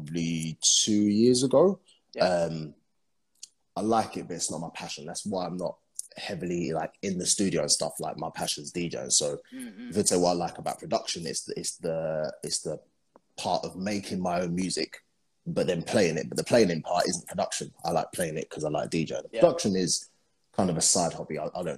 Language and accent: English; London, United Kingdom; moved away as an adult; now in Dubai, United Arab Emirates; I'm from London